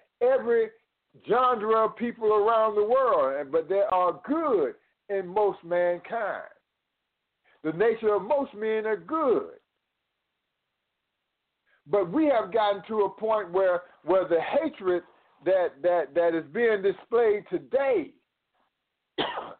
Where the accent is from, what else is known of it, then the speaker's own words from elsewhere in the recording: Atlanta, Georgia, United States; I was born in America, in Atlanta, Georgia.